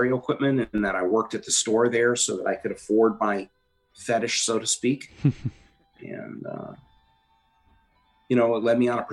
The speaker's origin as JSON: {"language": "English", "region": "Connecticut", "country": "United States", "tie": "born or raised there", "said": "Growing up in Connecticut, and my family was just kind of sheltered"}